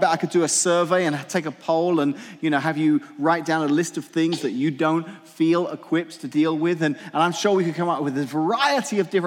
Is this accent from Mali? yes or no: no; England, United Kingdom; moved away; I grew up in England, so when I was a teenager in England